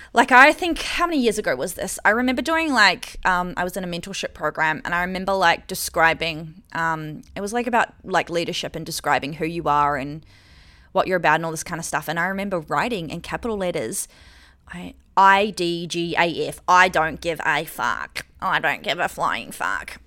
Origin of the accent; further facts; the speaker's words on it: New Zealand; moved away as an adult; now in Australia; I lived in New Zealand, I'm from New Zealand. And so I came to Australia when I was, like, twenty-four.